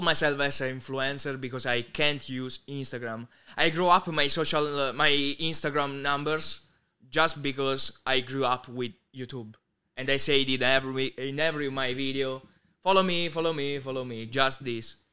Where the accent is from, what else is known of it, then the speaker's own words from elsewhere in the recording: Southern Italy, Italy; English is a second language; in Italy, especially my hometown